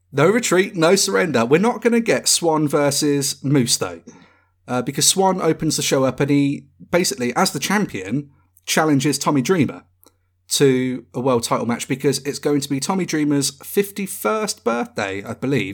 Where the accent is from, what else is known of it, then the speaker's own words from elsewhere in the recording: United Kingdom; we are British